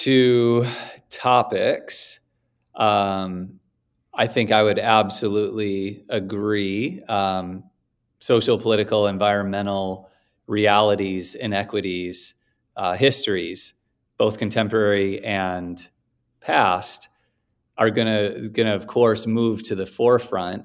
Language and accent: English; Oak Park, Illinois, United States; also born or lived in Chicago, United States; the west edge of Chicago was about a block and a half from where I grew up in Oak Park